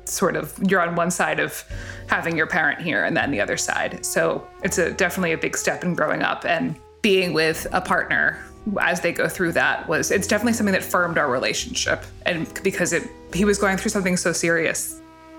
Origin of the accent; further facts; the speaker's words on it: New Jersey, United States; I grew up in North Jersey